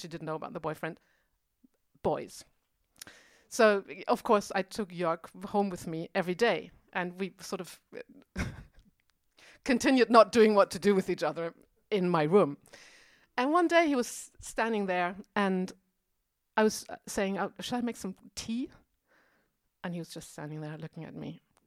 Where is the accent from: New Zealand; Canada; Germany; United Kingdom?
Germany; now in Berlin, Germany; I'm from West Germany